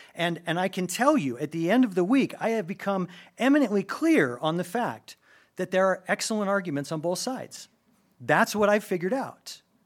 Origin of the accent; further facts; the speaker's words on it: United States; as an American